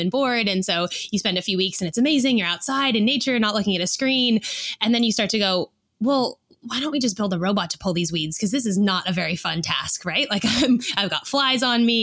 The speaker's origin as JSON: {"language": "English", "area": "Silicon Valley", "region": "California", "country": "United States", "tie": "born or raised there", "moved": "as an adult", "lives_now": "Sydney, Australia", "said": "I grew up in Silicon Valley"}